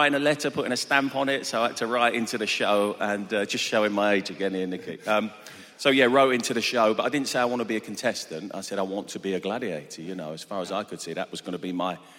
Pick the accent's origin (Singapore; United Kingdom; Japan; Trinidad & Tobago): United Kingdom; Harlow, East of England; also born or lived in Doncaster; My dad was a roof tiler. And so we moved closer to London. We moved to Harlow in Essex. And so that's pretty much where I grew up.